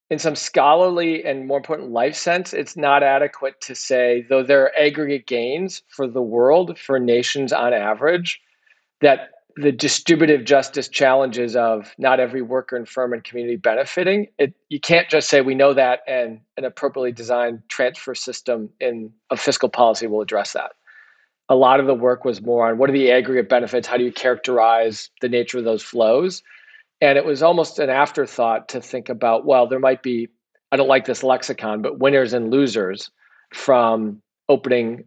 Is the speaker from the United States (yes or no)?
yes; Minnetonka, Minnesota, United States; I grew up in Minnesota, a little town west of the Twin Cities called Minnetonka